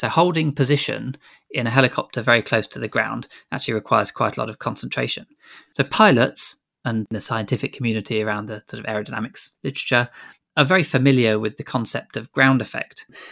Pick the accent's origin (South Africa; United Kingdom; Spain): United Kingdom; Grantham, East Midlands; moved away as an adult; also born or lived in Exeter; I grew up in Grantham in Lincolnshire